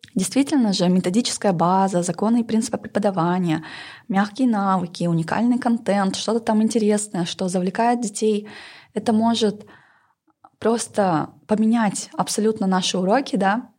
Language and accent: Russian; Northern Kazakhstan, Kazakhstan; я поработала и на севере Казахстана, откуда я родом